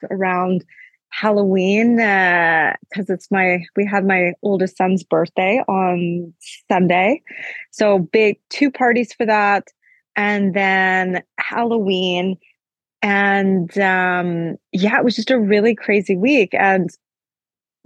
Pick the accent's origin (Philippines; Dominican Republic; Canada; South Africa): Canada; now in Oslo, Norway; I'm Canadian